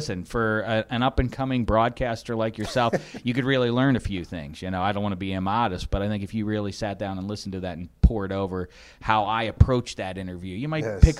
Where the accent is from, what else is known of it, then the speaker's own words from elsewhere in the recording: Midwest, United States; also born or lived in Chicago / Bloomington, Indiana; now in Los Angeles, United States; I love visiting my hometown. I love being in the Midwest. I lived in Chicago for a while.